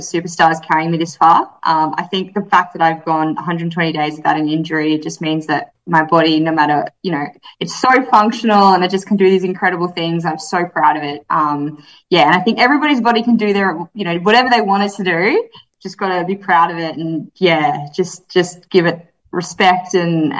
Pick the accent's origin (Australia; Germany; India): Australia; Yarra Valley, Victoria; also born or lived in Melbourne / Iowa / Gold Coast; Well, I grew up in the Yarra Valley in Victoria, so out in the bush